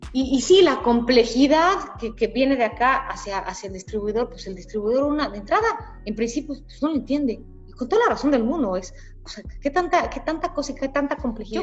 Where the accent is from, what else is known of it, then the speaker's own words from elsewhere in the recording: Mexico; moved away as an adult; regresé a México después de cinco años